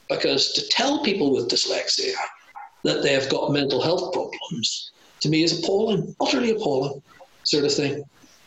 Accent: Ireland; I'm a colonial as well. I'm Irish

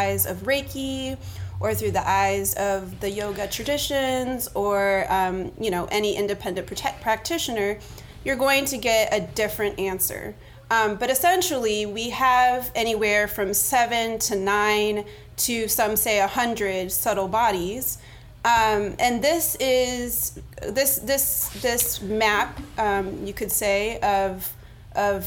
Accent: Miami, Florida, United States; now in New Orleans, United States; I was born in Miami

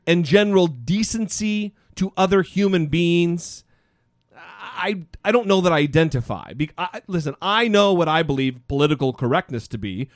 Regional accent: United States; I'm an American

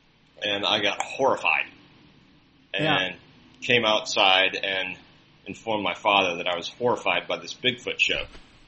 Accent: Mississippi, United States; I'm from Mississippi, dude.

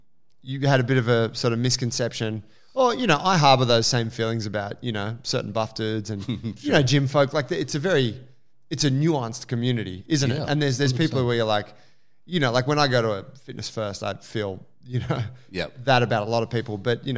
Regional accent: Sydney, New South Wales, Australia; Hey, I'm from Sydney. I'm a foodie too, man.

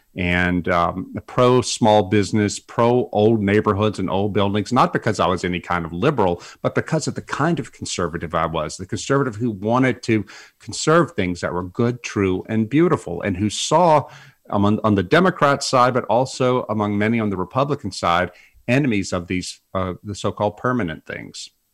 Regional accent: South Louisiana, United States; moved away; some big hurricane came through South Louisiana and it knocked out power to my hometown for two weeks

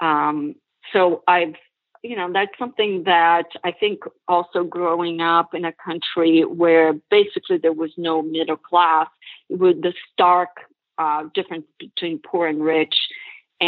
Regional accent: Brazil; moved away as an adult; now in United States; It was amazing growing up in Brazil

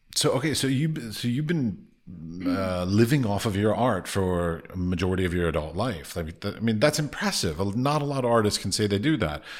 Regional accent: United States; moved away as an adult; now in Prague, Czech Republic; I come from America.

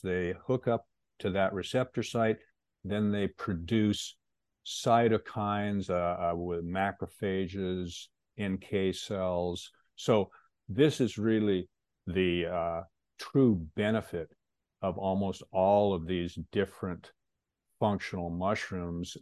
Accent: Pacific Northwest, United States; also born or lived in Seattle; I was born and raised in the Pacific Northwest

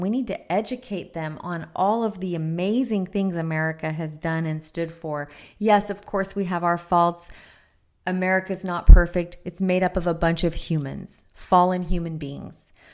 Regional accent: United States; I'm a second generation American. My grandfather was born in Lebanon

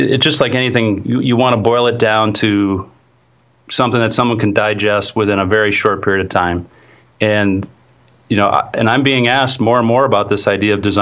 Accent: Wisconsin, United States; my home state of Wisconsin

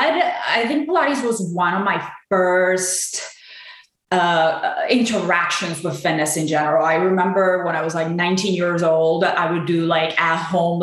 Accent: Puerto Rico; now in Chicago, United States; So I am originally from Puerto Rico. I lived in Chicago most of my life, and I actually have been active in fitness for about 15 years now.

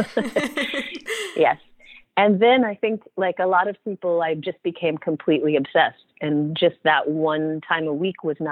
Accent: Oregon, United States; I'm originally from Oregon

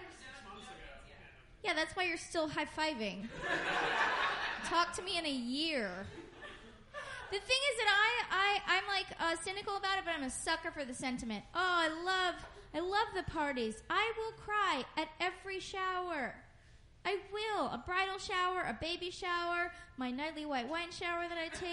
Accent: Oakland, California, United States; moved away as an adult; now in Portland, United States; I'm from Oakland, and I live in Portland now

